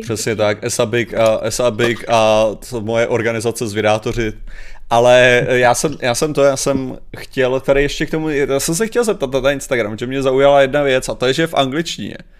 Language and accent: Czech; Czechia; já jako Čech